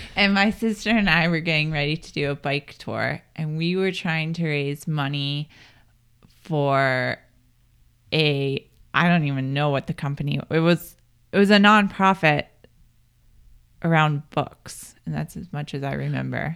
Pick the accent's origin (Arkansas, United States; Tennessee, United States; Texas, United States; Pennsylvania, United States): Pennsylvania, United States; moved away as an adult; also born or lived in Colorado Springs; now in Boulder, United States; I grew up in Pennsylvania, and I moved here in two thousand ten